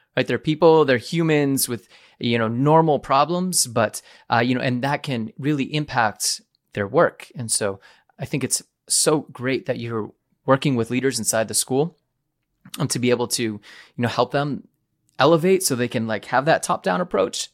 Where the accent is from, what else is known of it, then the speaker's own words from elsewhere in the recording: New England, United States; I'm from New England